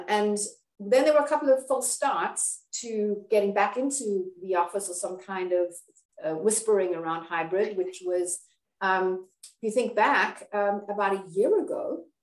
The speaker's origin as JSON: {"language": "English", "town": "Cape Town", "region": "Western Cape", "country": "South Africa", "said": "I'm from South Africa, from Cape Town. You may be able to hear my accent."}